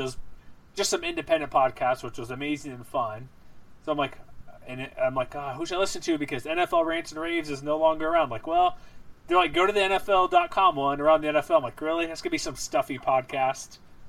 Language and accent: English; Houston, Texas, United States; moved away; I grew up specifically in Houston